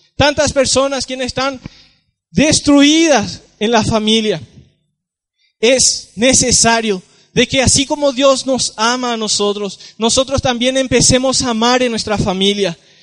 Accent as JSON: {"language": "Spanish", "town": "San Juan Bautista", "region": "Misiones", "country": "Paraguay", "said": "Vengo de la ciudad de San Juan Bautista, Misiones, Paraguay"}